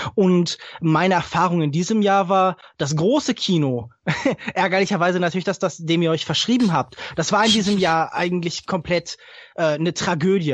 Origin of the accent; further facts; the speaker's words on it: Heidelberg, Baden-Württemberg, Germany; ich komme ja aus Heidelberg